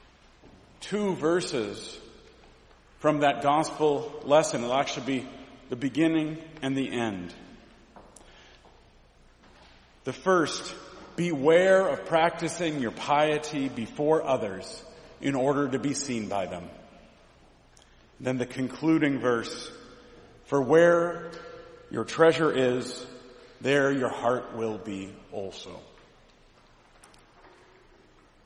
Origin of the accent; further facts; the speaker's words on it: Mount Angel, Oregon, United States; I grew up in Mount Angel, Oregon.